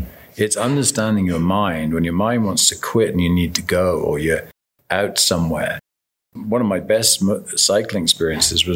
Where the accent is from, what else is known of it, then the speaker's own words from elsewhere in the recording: Devonshire, South West England, United Kingdom; Grew up in southern England